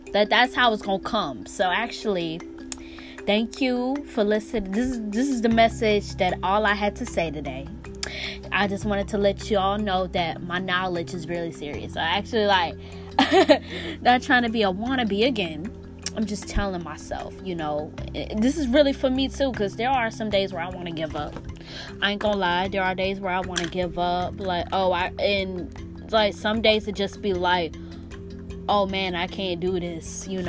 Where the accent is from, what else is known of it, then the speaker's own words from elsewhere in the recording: Pennsylvania, United States; now in Florida, United States; I'm in Florida right now, even though I'm coming from up north Pennsylvania, lol. I'm coming from Pennsylvania up north. So actually I'm in down south Florida.